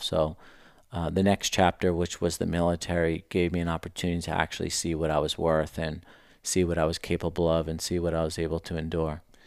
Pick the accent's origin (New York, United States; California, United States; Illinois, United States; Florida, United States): New York, United States; New York City; moved away as an adult; now in Scottsdale, United States; I grew up in Queens, New York, um, born and raised there